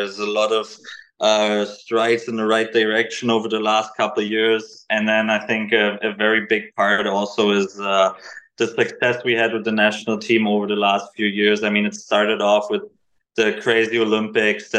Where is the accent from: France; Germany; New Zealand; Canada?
Germany; now in San Jose, United States